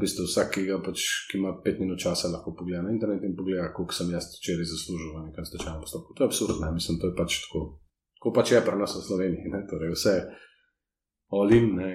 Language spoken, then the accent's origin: Slovenian; Slovenia; Slovenci smo tukaj